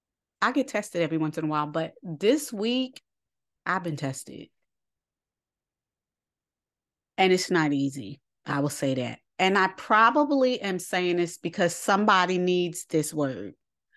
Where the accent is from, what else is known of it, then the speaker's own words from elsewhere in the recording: New York City, New York, United States; I grew up in New York City. I stay ready.